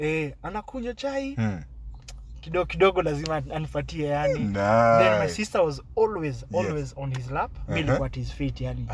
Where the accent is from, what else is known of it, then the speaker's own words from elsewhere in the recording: Nairobi, Kenya; we grew up mostly in Nairobi